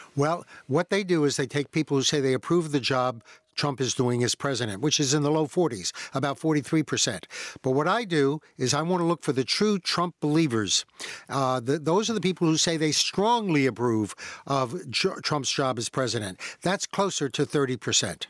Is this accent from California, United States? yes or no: no; Virginia, United States; I grew up in Virginia, which at that time was really part of the South.